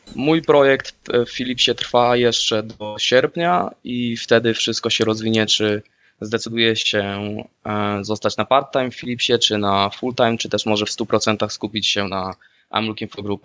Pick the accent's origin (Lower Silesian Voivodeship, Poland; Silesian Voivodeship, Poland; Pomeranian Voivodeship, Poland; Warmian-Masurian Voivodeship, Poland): Pomeranian Voivodeship, Poland; Słupsk; moved away as an adult; now in Netherlands; też pochodzę ze Słupska w Holandii mieszkam od dobrych pięciu lat